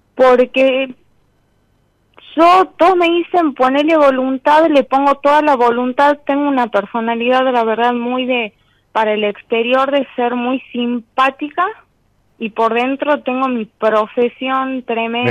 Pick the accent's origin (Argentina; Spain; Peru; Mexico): Argentina; Tucumán; De Tucumán